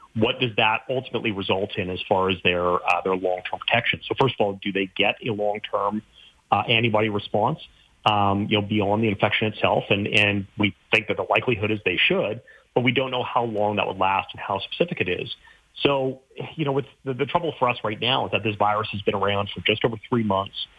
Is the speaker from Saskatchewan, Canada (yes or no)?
yes; Saskatchewan, Canada; I grew up in Saskatchewan